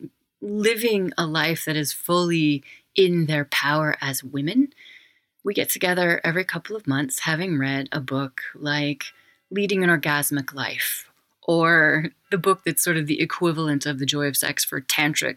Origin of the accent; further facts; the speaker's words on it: Wyoming, United States; I'm from Wyoming, and my family were pioneers there.